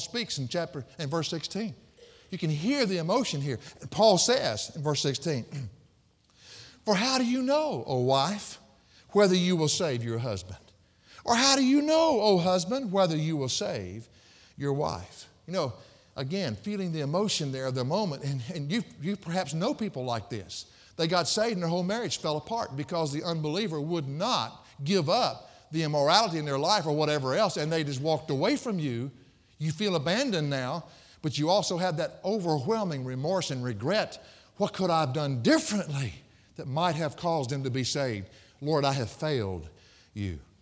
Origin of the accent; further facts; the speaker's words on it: the South, United States; I was raised in the South